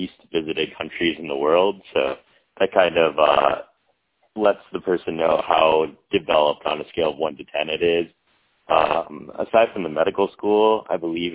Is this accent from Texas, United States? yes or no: no; Michigan, United States; also born or lived in New York / London / Washington, D.C. / Caribbean; I'm born and raised in Michigan